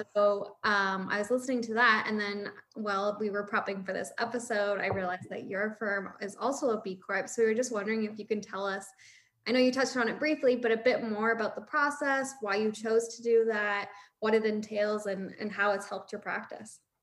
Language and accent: English; St. Catharines, Ontario, Canada; also born or lived in Windsor; I'm from Niagara, like I'm from St. Catharines.